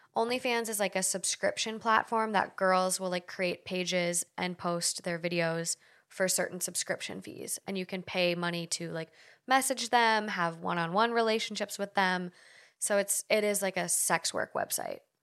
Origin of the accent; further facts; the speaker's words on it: Duluth, Minnesota, United States; moved away as an adult; now in Los Angeles, United States; I moved from Duluth to the University of Minnesota in the cities